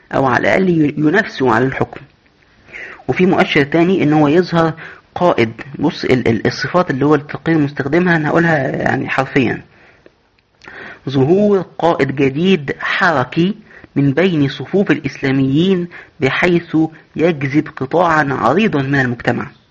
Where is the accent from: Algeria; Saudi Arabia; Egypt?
Egypt; عندنا في مصر